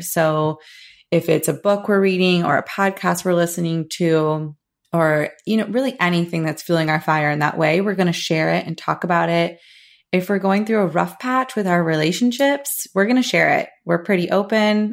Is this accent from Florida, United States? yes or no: yes; Florida, United States; born and raised in Florida, luckily still living here, currently in Saint Pete, Florida